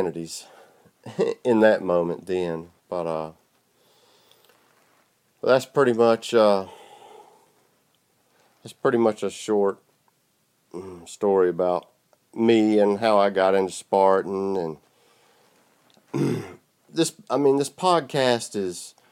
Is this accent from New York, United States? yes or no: no; South Georgia, United States; I'm from South Georgia. You can probably tell by the way I sound